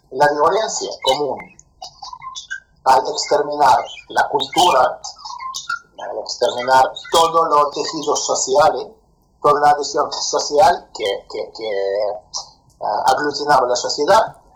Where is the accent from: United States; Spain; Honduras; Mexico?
Spain; also born or lived in Soviet Union; como una persona nacida ahí, nacida ahí, yo soy español